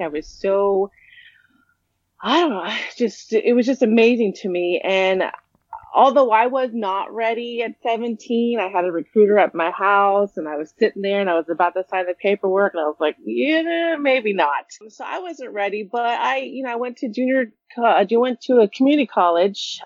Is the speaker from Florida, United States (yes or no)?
no; California, United States; I was raised in California